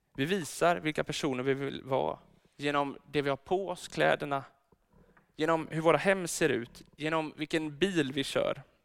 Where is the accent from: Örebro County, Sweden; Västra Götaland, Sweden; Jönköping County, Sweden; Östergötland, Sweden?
Örebro County, Sweden; Örebro; now in Gothenburg, Sweden; Jag är egentligen född i Örebro